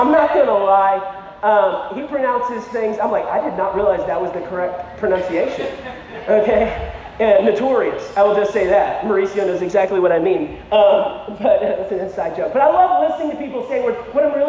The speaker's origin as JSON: {"language": "English", "region": "Texas", "country": "United States", "said": "many people, when they find out I'm from Texas, they are shocked. Okay, they're like, what part of Texas? I'm like, West Texas. They're like, you're from West Texas? I'm like, yeah."}